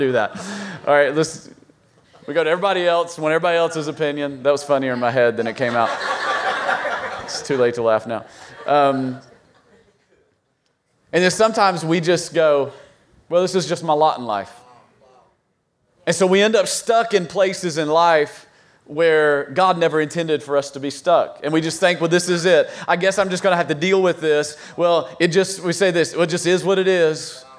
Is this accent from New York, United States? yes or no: no; Virginia, United States; we're from Virginia, so we have all the four seasons, right?